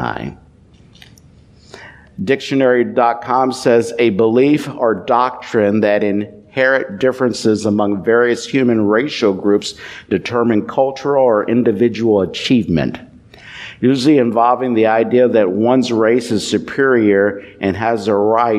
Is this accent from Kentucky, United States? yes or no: yes; Louisville, Kentucky, United States; I grew up in Louisville, Kentucky.